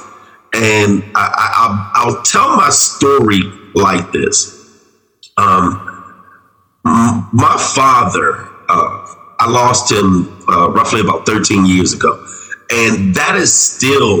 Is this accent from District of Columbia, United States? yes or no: yes; Washington, District of Columbia, United States; moved away; also born or lived in Baltimore; I grew up in Southeast D.C.